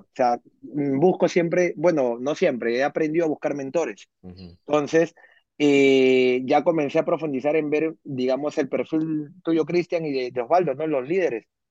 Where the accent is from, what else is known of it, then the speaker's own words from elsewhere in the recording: Peru; moved away as an adult; now in New Jersey, United States; soy peruano, eh, vivo aquí en Estados Unidos hace cinco años aprox, cinco años y medio. Eh, a los 28 años vine para acá.